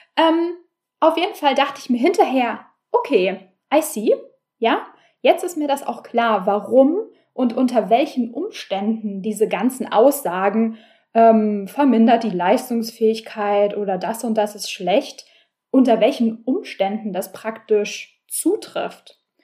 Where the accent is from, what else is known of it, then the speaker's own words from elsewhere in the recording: Berlin, Germany; ich bin Berlinerin und äh, wie die meisten Berliner habe ich kein Auto